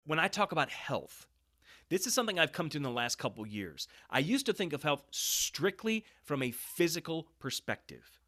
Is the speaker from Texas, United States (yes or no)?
no; Kansas City, Missouri, United States; also born or lived in Saint Louis, Missouri / Lake of the Ozarks, Missouri; We moved to the Kansas City area, and I spent most of my years in various parts of Kansas City. And so my middle school, high school years were all here in Kansas City